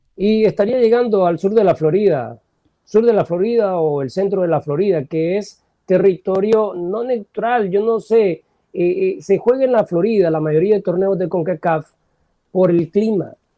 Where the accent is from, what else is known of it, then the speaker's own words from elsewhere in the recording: El Salvador; nací en El Salvador